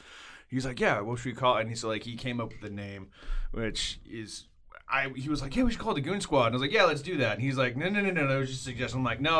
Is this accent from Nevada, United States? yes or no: yes; Las Vegas, Nevada, United States; moved away as an adult; now in Waco, United States; No, I am not a Waco native. I'm from Las Vegas, Nevada. I moved here due to college, essentially.